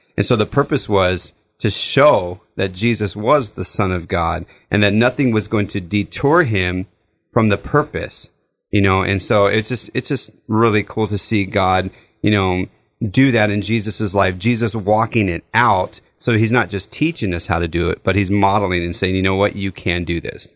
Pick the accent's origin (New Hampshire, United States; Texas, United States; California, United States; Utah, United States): California, United States; Southern; growing up in Southern California, we lived in the desert